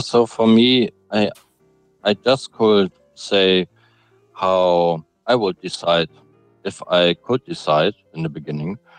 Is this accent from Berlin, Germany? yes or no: no; Hamburg, Germany; I'm from Germany, Hamburg